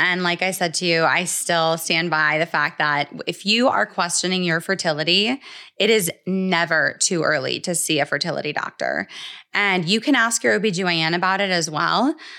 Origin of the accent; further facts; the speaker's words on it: Atlanta, Georgia, United States; So basically, my story in a nutshell is that I am originally from Atlanta